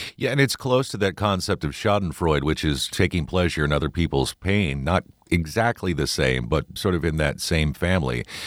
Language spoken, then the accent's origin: English; Midwest, United States; moved away; also born or lived in Kentucky; growing up in the Midwest and particularly living some time in Kentucky